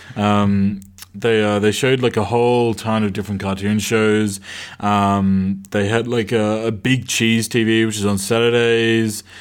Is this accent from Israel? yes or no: no; Australia; I grew up in Australia